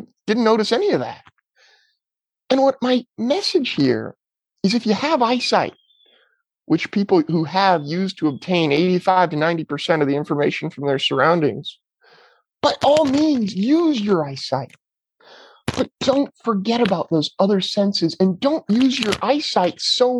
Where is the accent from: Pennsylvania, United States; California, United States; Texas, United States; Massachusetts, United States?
California, United States; Petaluma; my hometown of Petaluma, California.